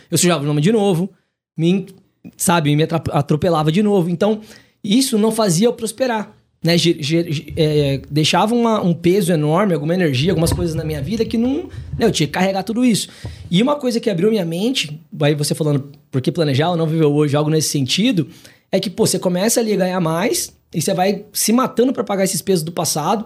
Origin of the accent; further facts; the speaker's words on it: Maringá, Paraná, Brazil; moved away as an adult; now in São Paulo, Brazil; venho de Maringá, no Paraná.